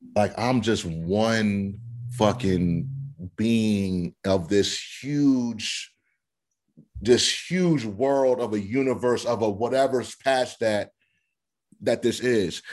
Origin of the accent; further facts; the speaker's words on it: Delaware, United States; I'm from Delaware